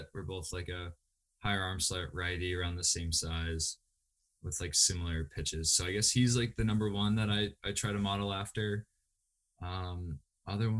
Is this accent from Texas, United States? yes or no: no; New Hampshire, United States; Northeast Delta Dental Stadium in Manchester, New Hampshire. That was the home of our state championships